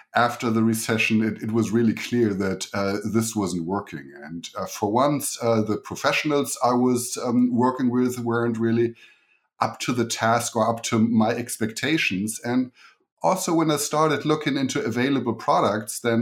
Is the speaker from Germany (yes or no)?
yes; Germany; accent: German; English is a second language; moved away as an adult; So the accent you're hearing is German. So I grew up in Germany and came here about 14 years ago